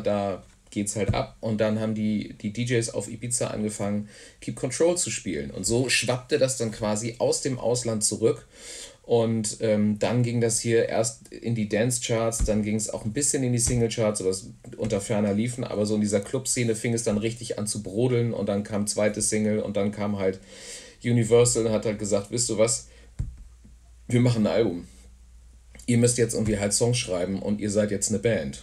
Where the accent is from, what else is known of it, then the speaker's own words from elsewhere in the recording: Hamburg, Germany; moved away as an adult; also born or lived in Frankfurt am Main, Germany / near Wimbledon, London, England; now in Tornesch, Germany; ich bin tatsächlich in äh, Frankfurt am Main geboren. Und da habe ich aber auch nur die ersten beiden Lebensjahre verbracht und dann sind wir nach Hamburg gezogen